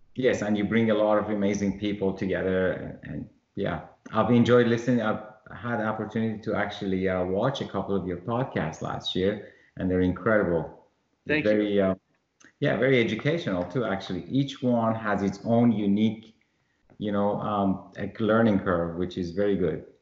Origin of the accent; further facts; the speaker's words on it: Iran; moved away; I was born in Iran